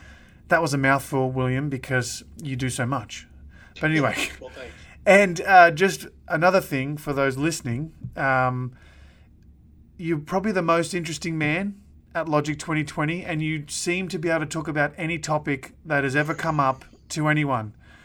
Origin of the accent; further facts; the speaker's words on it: Australia; my home country of Australia.